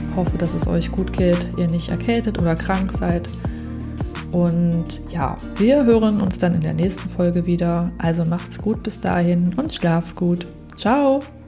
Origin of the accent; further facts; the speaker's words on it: Berlin, Germany; war es absolut ruhig damals in Prenzlberg, im Prenzlauberg, also wo ich aufgewachsen bin